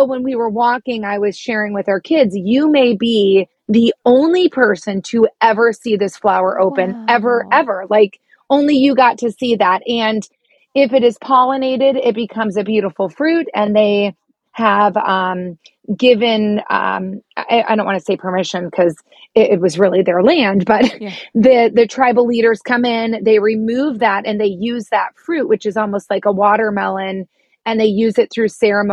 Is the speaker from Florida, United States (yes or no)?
yes; Florida, United States; growing up in Florida